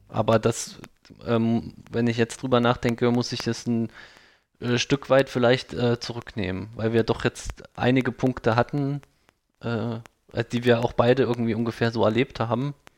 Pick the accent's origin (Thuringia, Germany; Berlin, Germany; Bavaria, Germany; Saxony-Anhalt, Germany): Thuringia, Germany; Thuringian Forest, Germany; ich komme aus dem Thüringer Wald